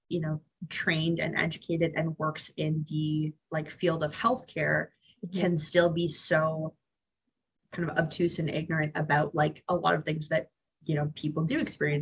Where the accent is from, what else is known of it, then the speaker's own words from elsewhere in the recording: Barrie, Ontario, Canada; also born or lived in Hamilton, Ontario; I grew up in Barrie